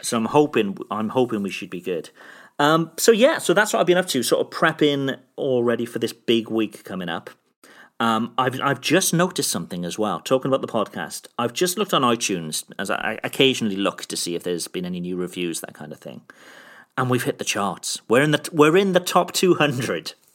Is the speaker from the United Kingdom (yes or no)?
yes; Cardiff, Wales, United Kingdom; from my, from my hometown back here, back in, back in Cardiff in the U K